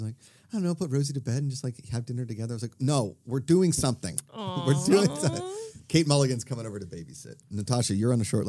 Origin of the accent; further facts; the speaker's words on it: Pittsburgh, Pennsylvania, United States; accent: Pittsburgh; That's my Pittsburgh accent coming in.